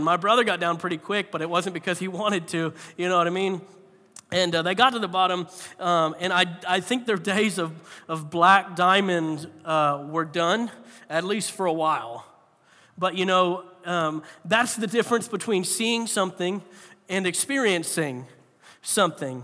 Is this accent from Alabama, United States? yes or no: no; Florida, United States; I grew up in Florida, so I hadn't even seen a lick of snow my whole life